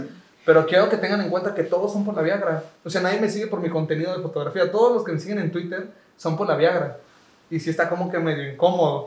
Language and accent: Spanish; Córdoba, Veracruz, Mexico; de Córdoba, así de mi ciudad